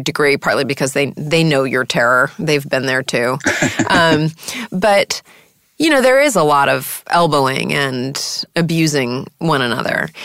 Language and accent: English; New York City, New York, United States; when I was a little girl growing up in New York City